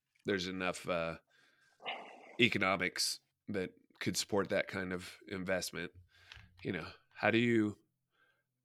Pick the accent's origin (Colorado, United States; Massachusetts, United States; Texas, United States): Colorado, United States; Durango; I grew up in Durango, and even back in the 80s